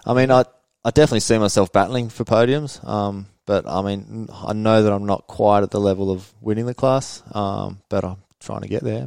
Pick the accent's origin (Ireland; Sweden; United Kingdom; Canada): Sweden; moved away as an adult; now in Australia; we moved back to Sweden uh, 94